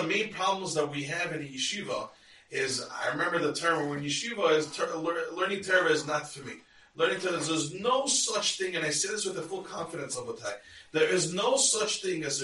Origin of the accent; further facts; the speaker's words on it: United States; I'm Israeli, I was born in America, but I'm a citizen